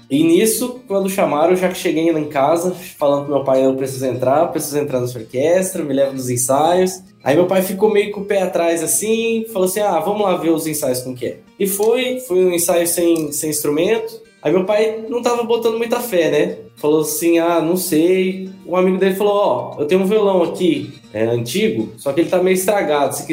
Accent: Itapeva, São Paulo, Brazil; Rapaz, eu sou de uma cidadezinha do interior de São Paulo, chamada Itapeva. Queria mandar um beijo pro pessoal da minha cidade de Itapeva.

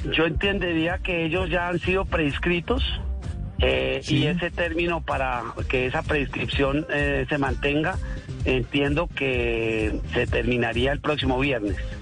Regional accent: Colombia; nosotros no somos colombianos

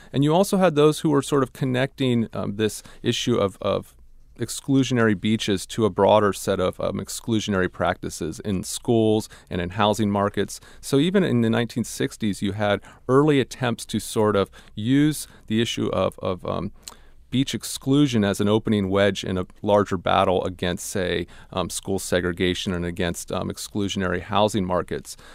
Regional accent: Ohio, United States; I grew up in Ohio

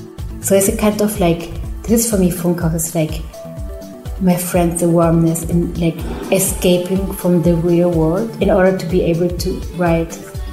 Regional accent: Germany; English is a second language; Like, I grew up in Germany, so I'm very rational as well, you know, like.

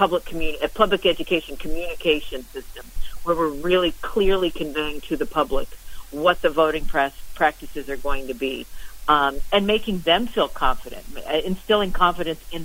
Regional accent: New Jersey, United States; I'm from New Jersey, from the state of New Jersey

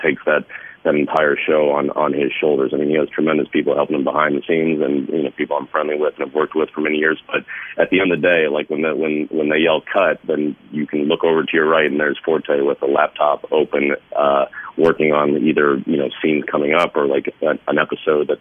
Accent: Kansas City, United States; Kansas City, you know, my hometown

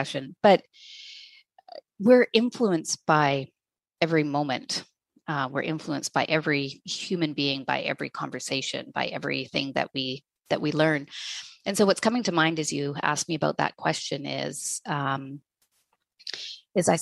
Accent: Hay River, Northwest Territories, Canada; I was born in Hay River, Northwest Territories, grew up in a small town

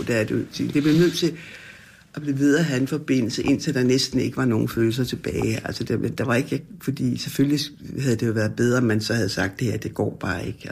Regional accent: Frederiksberg, Capital Region of Denmark, Denmark; jeg voksede op, og jeg har altid boet på Frederiksberg.

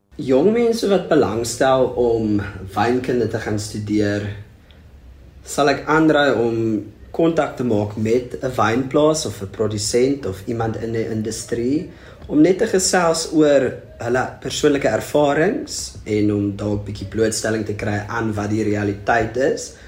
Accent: Struisbaai, Western Cape, South Africa; also born or lived in Bredasdorp / Stellenbosch; ek kom van Strydspoort af

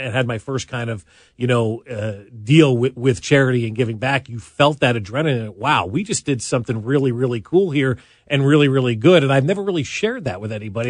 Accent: New Jersey, United States; also born or lived in Saint Louis; now in Kansas City, United States; I grew up in New Jersey

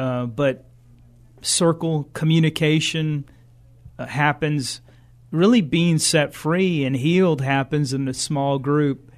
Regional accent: San Antonio, Texas, United States; we're from San Antonio

